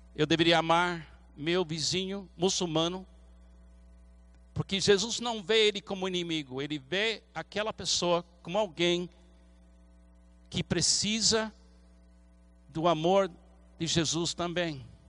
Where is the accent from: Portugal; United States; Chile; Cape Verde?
United States; Portuguese is a second language; now in Brazil; como americano